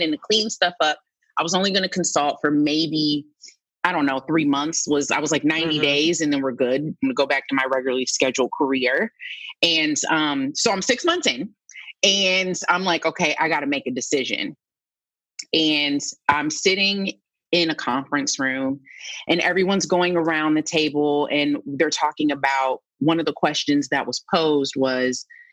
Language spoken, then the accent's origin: English; Canton, Ohio, United States; moved away; also born or lived in Nashville; We're both from Canton, Ohio. I've known his mom my entire life.